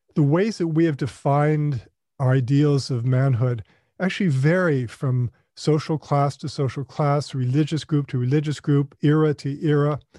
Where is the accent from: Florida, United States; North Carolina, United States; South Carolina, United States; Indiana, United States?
North Carolina, United States; also born or lived in Ohio; as a boy growing up in North Carolina. Uh, we moved there from Ohio, where I was born